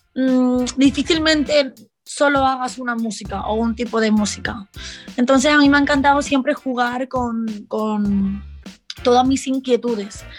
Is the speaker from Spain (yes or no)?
yes; Barcelona, Catalonia, Spain; las personas que hemos nacido en los 90, 2000, de, mm, en Barcelona, sobre todo en Barcelona, que es de donde yo vengo